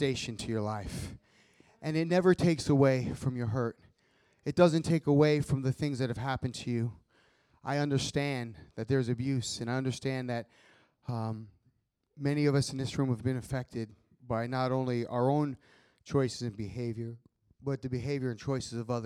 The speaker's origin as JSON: {"language": "English", "area": "Long Island", "region": "New York", "country": "United States", "tie": "born or raised there", "also_born_or_lived": "Florida", "moved": "as an adult", "said": "I grew up on Long Island, New York."}